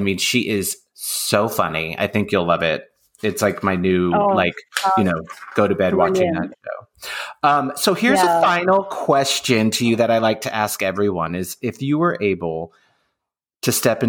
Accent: United States; I'm horrified being an American

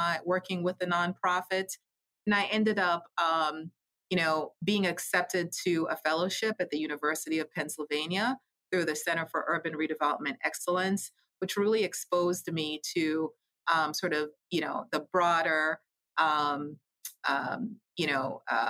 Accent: Jamaica; moved away; I'm originally from Jamaica Island

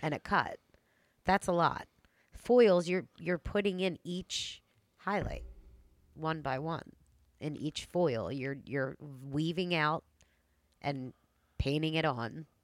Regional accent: Delaware County, Pennsylvania, United States; Delco girl.

